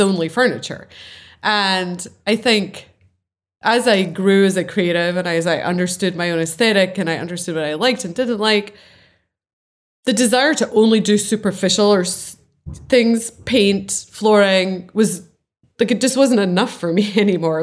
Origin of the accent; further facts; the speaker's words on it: Scotland, United Kingdom; I'm Scottish